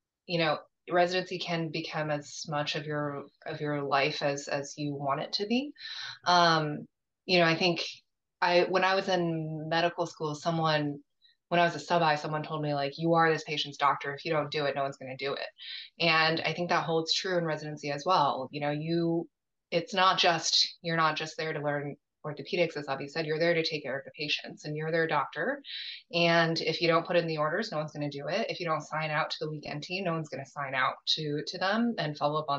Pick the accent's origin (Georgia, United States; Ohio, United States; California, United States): California, United States; Southern; also born or lived in New Jersey / Pennsylvania; I grew up in Southern California, went to Princeton University, then med school at Penn Med before making my way back to California